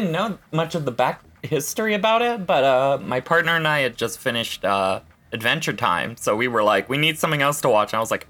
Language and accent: English; Arkansas, United States; now in Washington, United States; I'm originally from Arkansas. I moved up to the Northwest. I'm currently living in Washington.